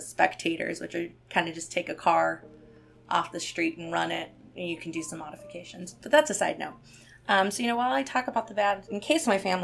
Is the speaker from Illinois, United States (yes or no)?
yes; Chicago, Illinois, United States; I'm from Illinois and Chicago